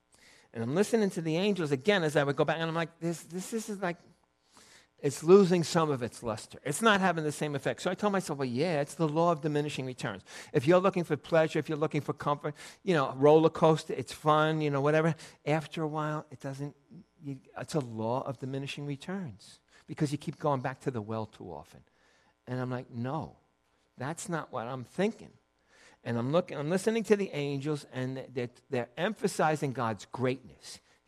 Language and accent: English; Ireland; I think it's my first time going over. I'm Irish.